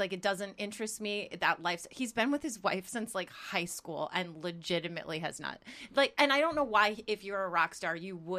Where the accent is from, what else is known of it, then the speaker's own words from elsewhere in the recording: Chicago, Illinois, United States; I'm from Chicago.